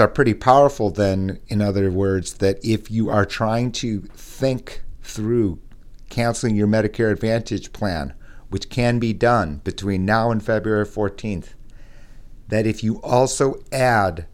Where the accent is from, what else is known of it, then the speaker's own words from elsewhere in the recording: Midwest, United States; accent: nasal Midwest; my nasal Midwest accent